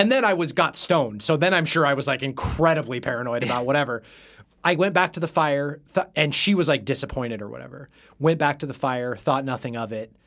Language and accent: English; Salem, Oregon, United States; grew up in Salem, Oregon.